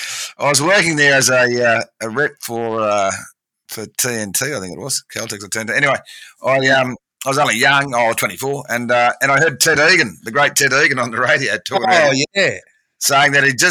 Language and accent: English; Moree, New South Wales, Australia; also born or lived in Hornsby, New South Wales; I grew up in Moree, northern New South Wales, where I am now.